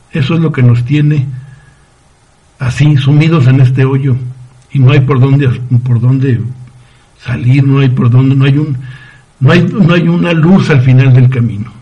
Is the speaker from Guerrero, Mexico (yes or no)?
no; Ciudad Juárez, Chihuahua, Mexico; moved away as an adult; en mi tierra, en Ciudad Juárez